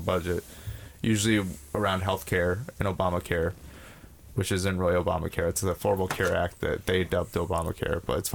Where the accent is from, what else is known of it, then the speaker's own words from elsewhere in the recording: New York, United States; We're from New York.